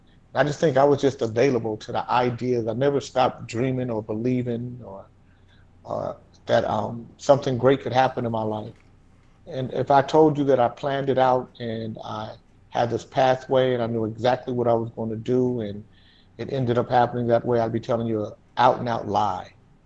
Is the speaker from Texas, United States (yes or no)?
no; Sacramento and Vallejo, Northern California, United States; moved away as an adult; also born or lived in Alaska; now in Los Angeles, United States; Yeah, I grew up here in Sacramento and Vallejo. I grew up in Northern California, but my main residence is in Los Angeles and San Fernando Valley, Porter Ranch.